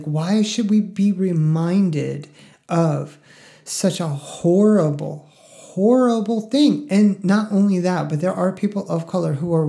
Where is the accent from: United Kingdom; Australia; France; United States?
United States; Northeast; Like, I grew up in a WASPy family. Like, I'm from the Northeast, like I've said many, many times.